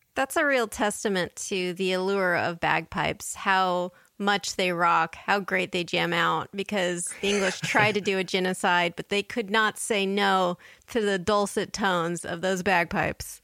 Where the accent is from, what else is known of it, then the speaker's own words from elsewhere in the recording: United States; as an American